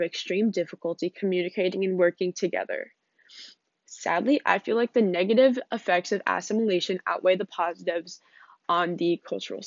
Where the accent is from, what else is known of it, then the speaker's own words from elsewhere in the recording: United States; As someone born into the United States